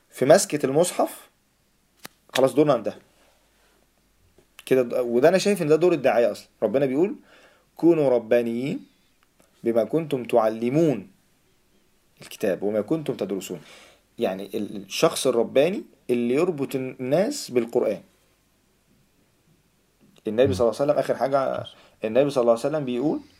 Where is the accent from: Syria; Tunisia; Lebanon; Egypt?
Egypt; also born or lived in Saudi Arabia; مولود مولود في السعوديه فعندي خلفيه برضو شويه اوكي بس لما جيت مصر فايه فعشت بقى